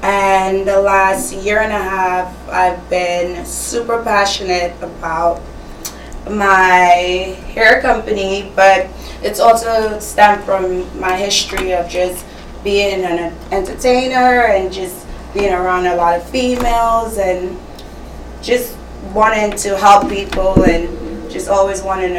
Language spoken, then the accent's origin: English; Trinidad & Tobago; Yes. So Trinidad and Tobago.